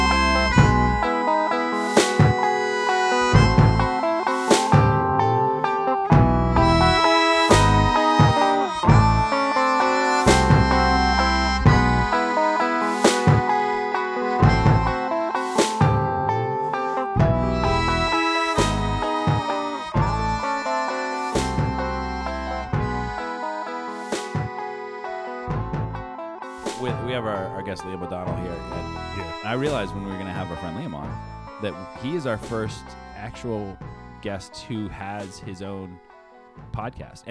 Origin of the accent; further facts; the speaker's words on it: United States; I'm American